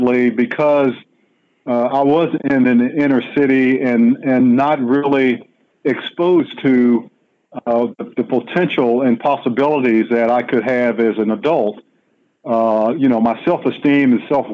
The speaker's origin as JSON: {"language": "English", "town": "Washington", "region": "District of Columbia", "country": "United States", "tie": "born or raised there", "said": "I was born and raised in Washington, D.C., in Southeast, on a street."}